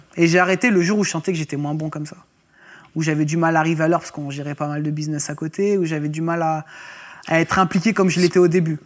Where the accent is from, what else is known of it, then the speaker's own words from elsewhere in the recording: Roanne, Auvergne-Rhône-Alpes, France; j'étais originaire de Rouen et sur Rouen.